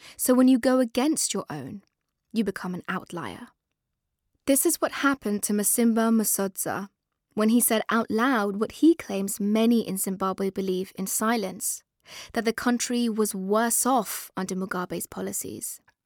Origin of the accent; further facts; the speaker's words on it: England, United Kingdom; also born or lived in Afghanistan; we were both brought over at a young age and grew up in a very British way